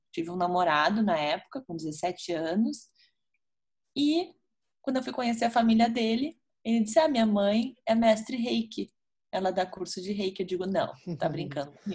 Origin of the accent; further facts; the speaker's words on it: Porto Alegre, Rio Grande do Sul, Brazil; Eu sou natural de Porto Alegre, né, Cris? Nasci aqui, moro aqui hoje também atualmente.